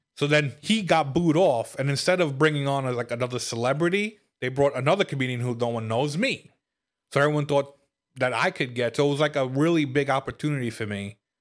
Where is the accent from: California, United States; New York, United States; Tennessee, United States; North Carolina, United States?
New York, United States; New York City; now in Upstate New York, United States; I grew up in Brooklyn and I moved upstate